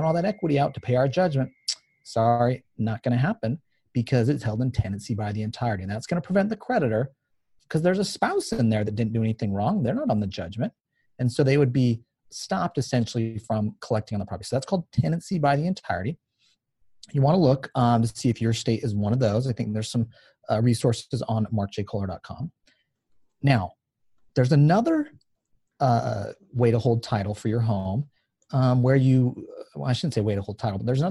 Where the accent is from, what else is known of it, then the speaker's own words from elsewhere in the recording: Utah, United States; I'm from Utah